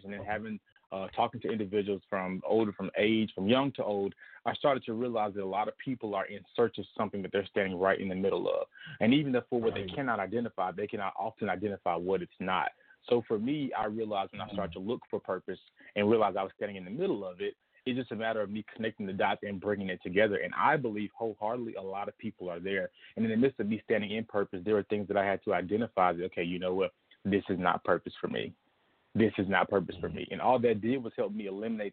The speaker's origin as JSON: {"language": "English", "town": "Lithonia", "region": "Georgia", "country": "United States", "tie": "born or raised there", "moved": "yes", "lives_now": "Chicago, United States", "said": "I'm from Atlanta, Georgia. I currently live in Chicago, Illinois."}